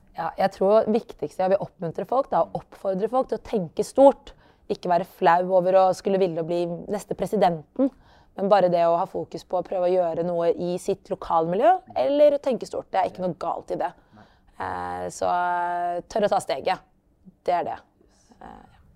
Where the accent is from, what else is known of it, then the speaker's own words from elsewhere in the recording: Oslo, Norway; also born or lived in Lillehammer / South Africa; født og oppvokst i Oslo. Ehm, bakgrunn fra opprinnelse fra Eritrea, men er født på Løkka.